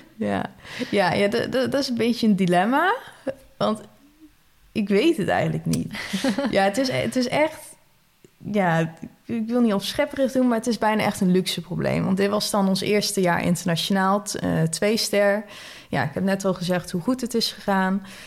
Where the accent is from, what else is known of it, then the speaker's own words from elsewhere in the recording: Netherlands; als Nederlander, zeker als Nederlander in het buitenland